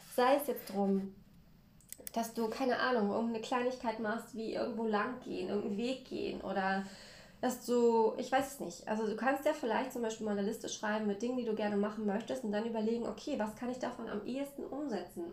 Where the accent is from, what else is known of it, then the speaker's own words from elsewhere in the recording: Mecklenburg-Vorpommern, Germany; für mich als Mecklenburger war das eine komplett andere Welt. Denn bei uns ist es so, hier in Mecklenburg